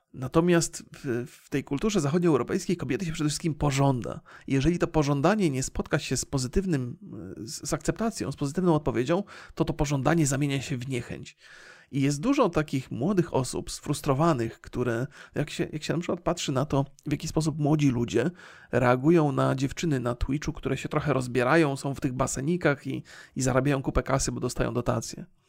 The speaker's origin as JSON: {"language": "Polish", "country": "Poland", "tie": "born or raised there", "said": "ja się wychowałem na filmach wojennych będąc młodym człowiekiem, zwłaszcza jeszcze w tym kraju, kiedy nie było filmów z Ameryki"}